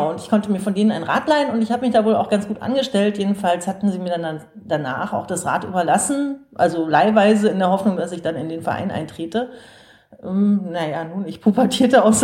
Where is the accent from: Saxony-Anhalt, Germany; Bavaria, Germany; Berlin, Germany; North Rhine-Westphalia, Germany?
Berlin, Germany; ja total gut organisiert, wo man als Berliner nur staunt.